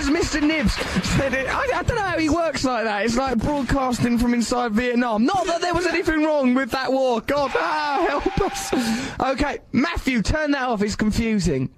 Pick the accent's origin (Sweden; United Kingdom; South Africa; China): United Kingdom; England; I'm English